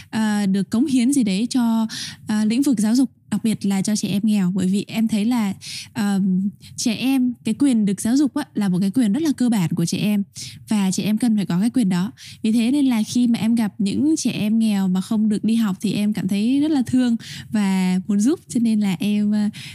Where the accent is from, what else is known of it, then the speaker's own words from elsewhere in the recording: Vietnam; moved away; người con của giáo sứ Tân Hải, giáo phận Long Xuyên